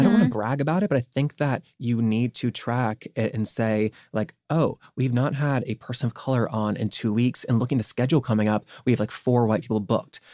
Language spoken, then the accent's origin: English; the South, United States; growing up in the South